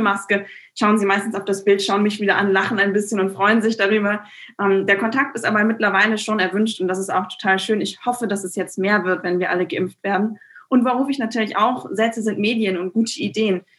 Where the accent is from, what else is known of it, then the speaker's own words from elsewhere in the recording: Bremen West, Germany; Ich kandidiere ja für den Bundestag, hier für meine Heimat, für den Bremer Westen, Bremen Nord und Bremerhaven